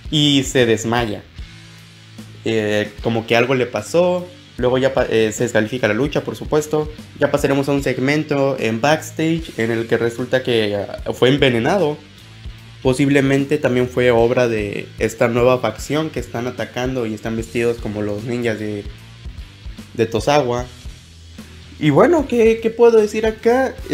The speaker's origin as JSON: {"language": "Spanish", "region": "Nuevo León", "country": "Mexico", "said": "como buen regio que soy, pues mi apoyo va directamente hacia Ángel Garza"}